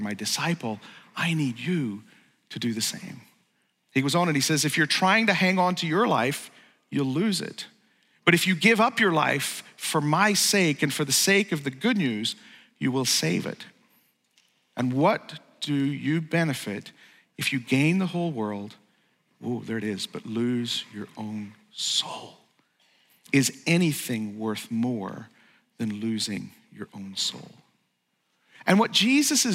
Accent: Northern Ireland, United Kingdom; moved away; I grew up in Northern Ireland, or Ulster

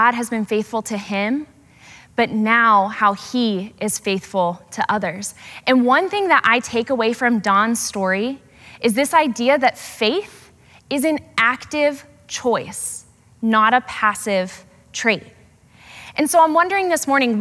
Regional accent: Portland, Oregon, United States; Growing up in Portland

